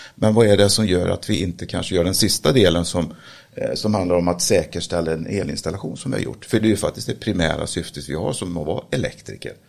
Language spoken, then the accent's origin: Swedish; Sweden; Jag är eh, född och uppväxt eh, på Slätta